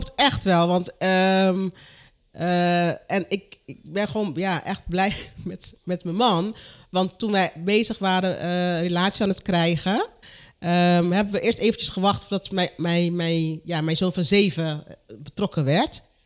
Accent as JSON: {"language": "Dutch", "country": "Curaçao", "moved": "yes", "said": "Ik kom uit Curaçao"}